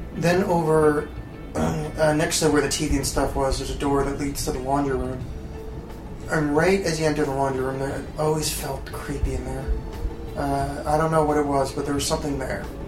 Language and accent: English; Oakland, New Jersey, United States; I grew up in Oakland, New Jersey